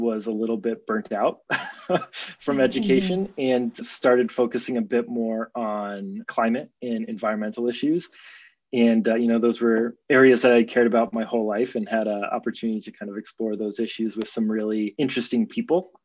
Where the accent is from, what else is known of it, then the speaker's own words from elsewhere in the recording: Boulder, Colorado, United States; now in California, United States; I grew up in Boulder, Colorado.